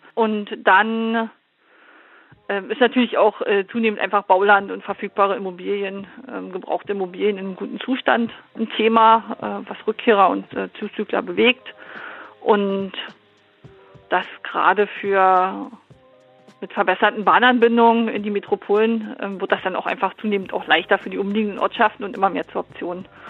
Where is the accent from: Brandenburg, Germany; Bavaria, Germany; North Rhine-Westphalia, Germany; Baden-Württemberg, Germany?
Brandenburg, Germany; Elbe-Elster district; moved away as an adult; also born or lived in British Isles; Ich bin aufgewachsen im ähm, Landkreis Elbe-Elster